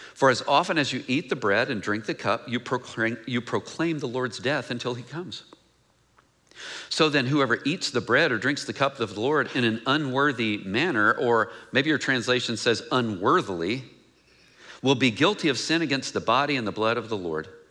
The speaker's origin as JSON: {"language": "English", "town": "Mineola", "region": "Texas", "country": "United States", "moved": "yes", "said": "I'm from Mineola, Texas"}